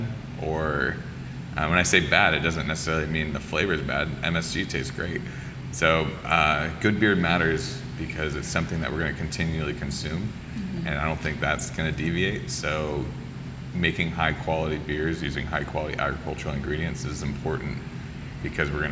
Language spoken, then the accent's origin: English; Santa Rosa, California, United States; now in Hawaii, United States; I grew up in Santa Rosa, California